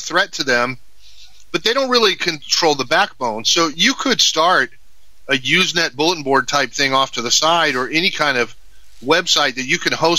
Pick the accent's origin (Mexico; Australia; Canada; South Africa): Mexico; You know, I grew up in Mexico. My parents were missionaries